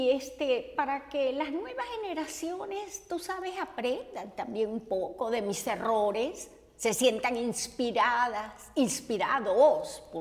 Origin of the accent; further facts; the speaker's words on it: Caracas, Capital District, Venezuela; born there; muy jovencita me reclutaron para el teatro en, mi, en la capital, donde yo nací, en Venezuela. Esto fue en Caracas y estuve haciendo obras clásicas.